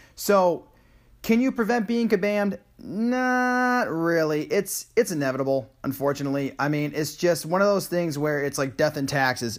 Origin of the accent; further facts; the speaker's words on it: Saratoga Springs, New York, United States; moved away; also born or lived in Nashville, Tennessee; my hometown of Saratoga Springs, New York